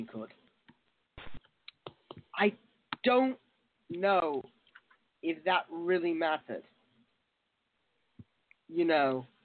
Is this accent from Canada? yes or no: no; United Kingdom; I'm absolutely in love with France, even though I'm a Brit.